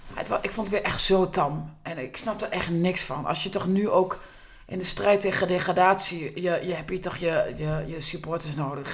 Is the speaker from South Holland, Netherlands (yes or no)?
no; Groenlo, Gelderland, Netherlands; ik uit Groenlo kom.